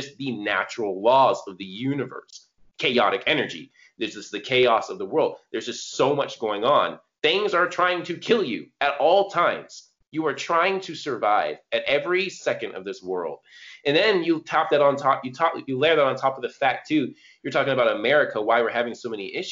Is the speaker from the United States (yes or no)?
yes; California, United States; I was born in California. I grew up around like a lot of Latino people, a lot of Asian people.